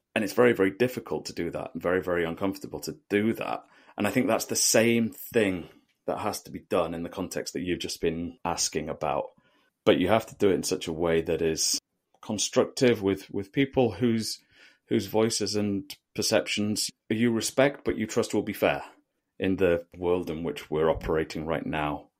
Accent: United Kingdom; me being a British national

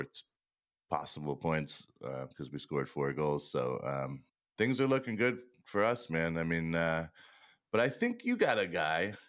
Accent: Boston, Massachusetts, United States; I'm from Boston

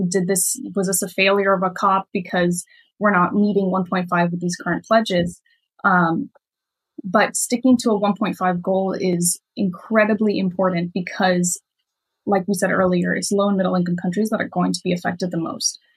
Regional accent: Miami, Florida, United States; I grew up in Miami.

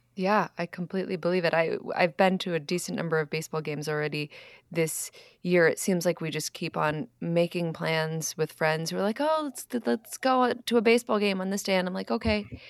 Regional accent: Philadelphia, Pennsylvania, United States; moved away; also born or lived in Boston; I was born in Philadelphia

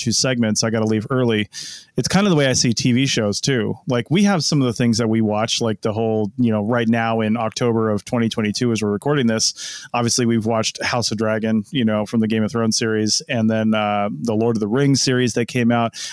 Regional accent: Seattle, Washington, United States; I'm from the Seattle area

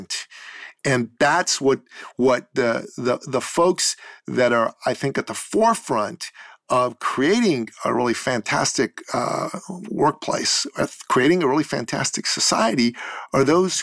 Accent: Iran; now in Canada; I'm a Christian from Iran. I grew up as a minority in that respect back home

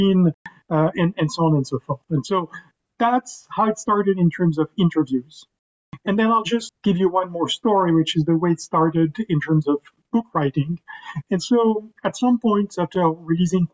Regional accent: Paris, Île-de-France, France; English is a second language; I was born in Paris, and I grew up in Paris, as you can probably hear from my accent.

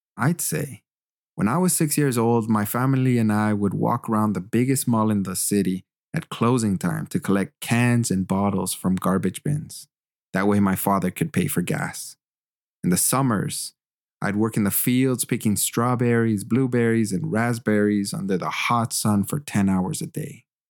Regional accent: Canada; moved away as an adult; also born or lived in Germany / Quebec; I'm also Canadian. This beautiful land has shaped my worldview and educated me. I have an open mind, and it's because I grew up in the great white north

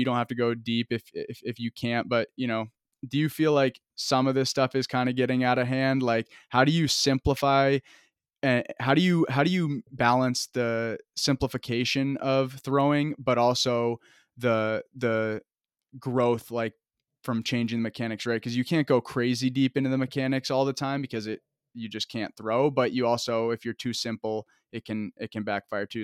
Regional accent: Vermont, United States; moved away as an adult; I'm from Vermont

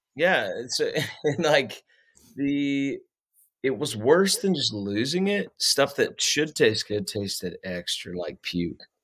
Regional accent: Middletown, Ohio, United States; also born or lived in Texas / Nashville; now in Kansas, United States; I was born in Texas and then we moved to Ohio. That's where I grew up

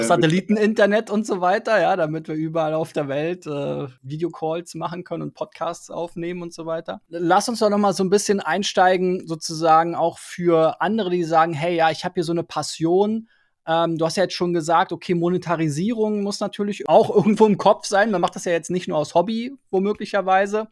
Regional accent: Berlin, Germany; ich bin ja in Spandau aufgewachsen

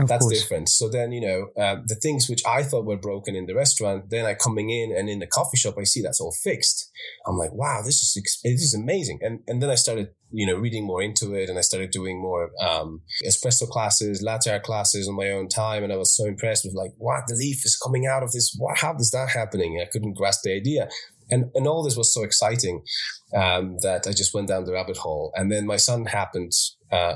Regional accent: Poland; moved away as an adult; also born or lived in Ireland; now in United Kingdom; I moved away from home when I was 18, and I'm from Poland originally, but I lived in Ireland.

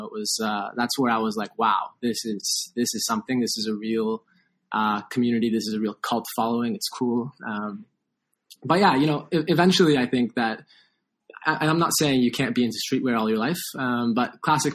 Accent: Toronto, Ontario, Canada; I grew up in Toronto

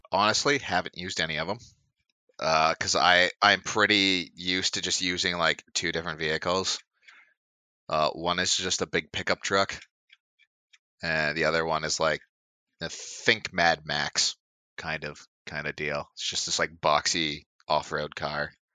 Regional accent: Canada; Canadian blood

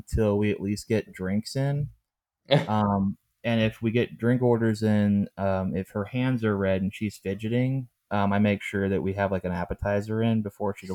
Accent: Pittsburgh, Pennsylvania, United States; I'm from Pittsburgh

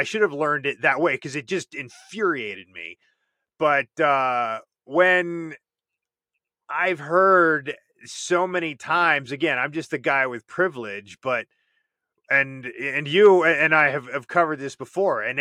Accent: Herndon, Virginia, United States; I grew up out in Herndon, Virginia

